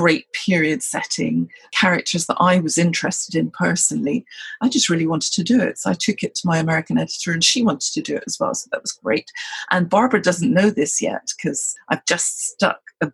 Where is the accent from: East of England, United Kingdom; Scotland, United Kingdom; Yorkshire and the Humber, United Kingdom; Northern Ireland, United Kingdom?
Scotland, United Kingdom; I'm a Brit. I'm Scottish, in fact.